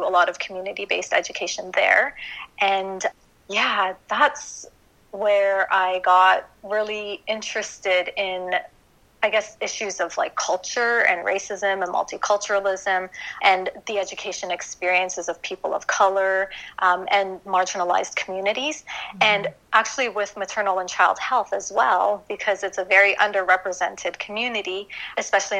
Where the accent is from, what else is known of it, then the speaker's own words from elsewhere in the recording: Toronto, Ontario, Canada; moved away as an adult; also born or lived in Japan / Hawaii / Washington, D.C.; now in United States; I'm actually born and raised in Toronto.